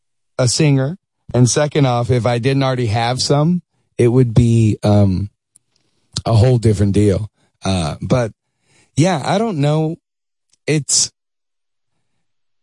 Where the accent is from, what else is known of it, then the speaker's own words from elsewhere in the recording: Dallas, Texas, United States; moved away as an adult; also born or lived in Syracuse, New York; now in Los Angeles, United States; I was born in Syracuse, New York. Moved to Dallas. I was 9 years old.